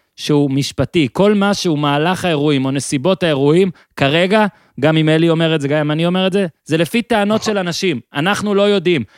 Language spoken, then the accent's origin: Hebrew; Moshav in northern Israel, Northern District, Israel; אני ממושב בינמי, מאיפה שאני עכשיו מדבר איתך גם, זה צפון